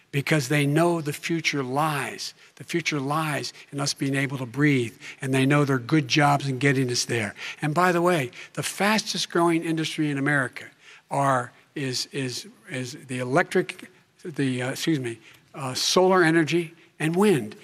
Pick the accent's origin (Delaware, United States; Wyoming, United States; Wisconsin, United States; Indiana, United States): Delaware, United States; Claymont; born or raised there; also born or lived in Scranton, Pennsylvania